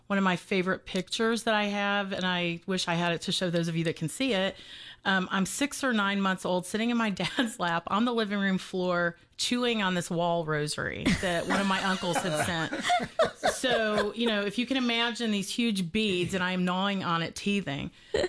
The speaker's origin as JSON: {"language": "English", "region": "Georgia", "country": "United States", "tie": "born there", "said": "Well, just to give you the fast overview to start with, I was born in Middle Georgia 51 years ago. I'll be 52 this year."}